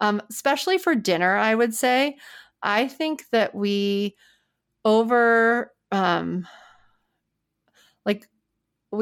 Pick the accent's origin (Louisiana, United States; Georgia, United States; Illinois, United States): Louisiana, United States; New Orleans; moved away; I'm from New Orleans, and in New Orleans every Monday we had red beans and rice